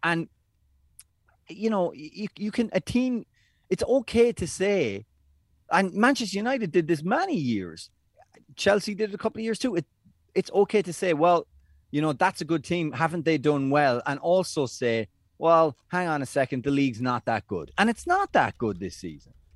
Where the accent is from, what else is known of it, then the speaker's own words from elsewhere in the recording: Ireland; as Irish people